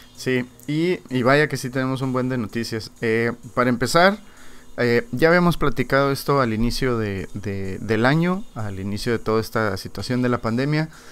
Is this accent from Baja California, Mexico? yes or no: yes; Ensenada, Baja California, Mexico; nosotros que somos de Ensenada